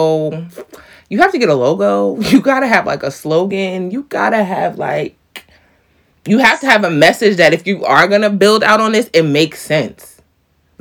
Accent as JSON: {"language": "English", "region": "New York", "country": "United States", "said": "I'm a New York girl"}